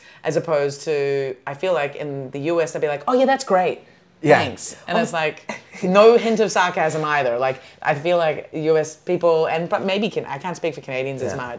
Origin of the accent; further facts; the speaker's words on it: New Zealand; As a Kiwi, when I identify more as a Kiwi than an Aussie, I am very exotic.